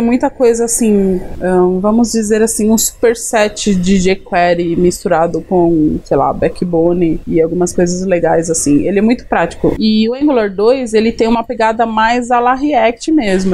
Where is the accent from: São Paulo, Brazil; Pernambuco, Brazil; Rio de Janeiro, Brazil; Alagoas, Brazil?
São Paulo, Brazil; Greater ABC; Eu sou do Grande ABC Paulista Paulista